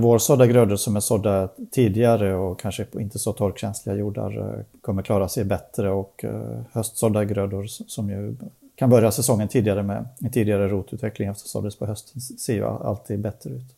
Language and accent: Swedish; Sweden; vi svenskar